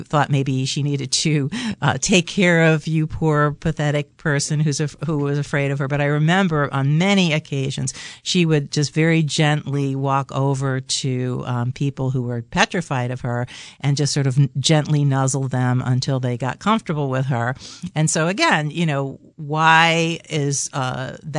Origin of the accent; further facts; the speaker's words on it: New York City, New York, United States; I grew up in New York City in an apartment